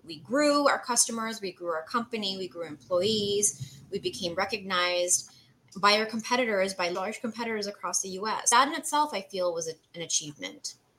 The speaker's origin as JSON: {"language": "English", "country": "Canada", "tie": "born or raised there", "moved": "as an adult", "lives_now": "United States", "said": "So I'm Canadian, mm-hmm. born and raised. I moved to the US in 2012"}